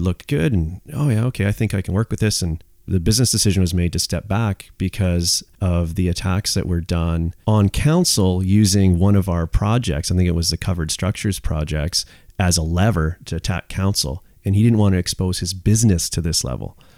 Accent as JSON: {"language": "English", "town": "Squamish", "region": "British Columbia", "country": "Canada", "tie": "born or raised there", "said": "I'm third generation Squamish"}